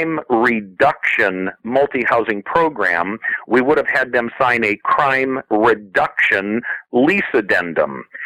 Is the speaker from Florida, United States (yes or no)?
no; South Bend, Indiana, United States; moved away; My hometown in South Bend, Indiana